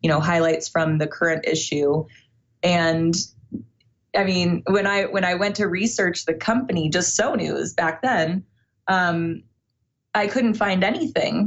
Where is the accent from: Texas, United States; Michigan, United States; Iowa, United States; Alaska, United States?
Iowa, United States; I was born in Iowa.